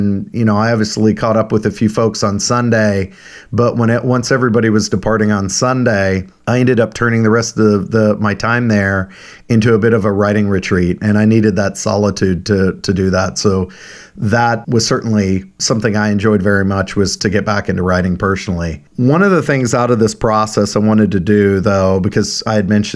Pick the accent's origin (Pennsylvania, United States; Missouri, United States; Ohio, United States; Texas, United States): Missouri, United States; Kansas City; I'm from Kansas City